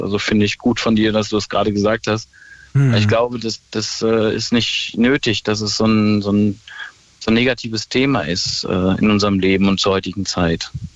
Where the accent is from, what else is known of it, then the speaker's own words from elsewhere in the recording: Ruhr area, North Rhine-Westphalia, Germany; ich komme aus dem Ruhrpott